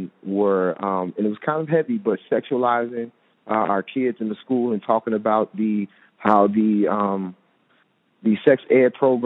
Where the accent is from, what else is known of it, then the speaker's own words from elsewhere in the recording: Chicago, Illinois, United States; now in Phoenix, United States; we're from Chicago